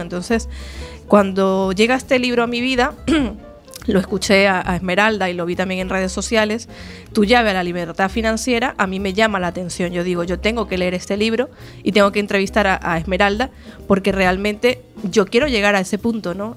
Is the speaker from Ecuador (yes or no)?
no; Venezuela; now in Galicia, Spain; yo nací en Venezuela, pero ya llevo 11 años en Galicia